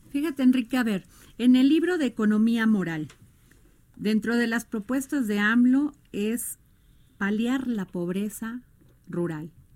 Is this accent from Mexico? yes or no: yes; Veracruz, Mexico; mi pueblo Veracruz